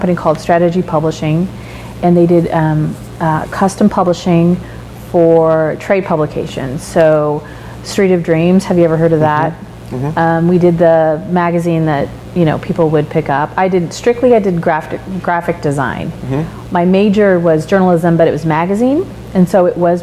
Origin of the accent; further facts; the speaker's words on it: Kansas, United States; moved away as an adult; now in Oregon, United States; I am from Kansas, and it's not as backwoods as people on the coast